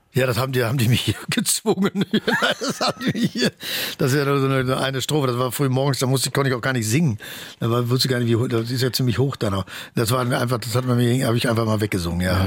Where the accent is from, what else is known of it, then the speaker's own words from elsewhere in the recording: Bochum, North Rhine-Westphalia, Germany; ich komme aus dem Ruhrgebiet